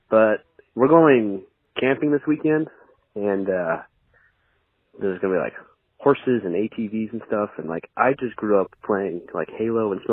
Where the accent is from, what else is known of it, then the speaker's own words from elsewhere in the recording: Bend, Oregon, United States; I'm from Oregon.